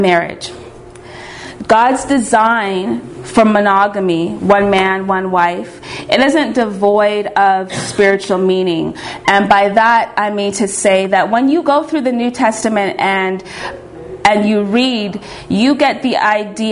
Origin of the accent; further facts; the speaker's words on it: Canada; I'm from Canada